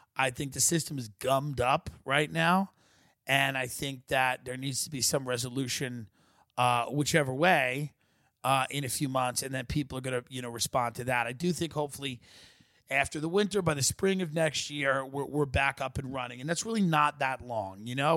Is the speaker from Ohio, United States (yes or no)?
no; New York, United States; doing business in my home state